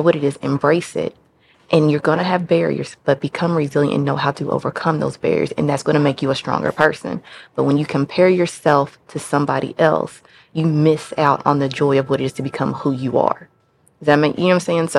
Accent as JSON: {"language": "English", "region": "Kentucky", "country": "United States", "moved": "yes", "lives_now": "Memphis, United States", "said": "I am from the great state of Kentucky"}